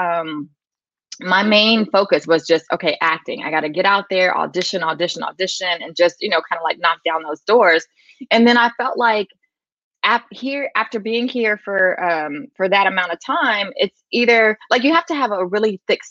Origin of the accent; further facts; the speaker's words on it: San Antonio, Texas, United States; moved away as an adult; now in California, United States; I'm originally from San Antonio, Texas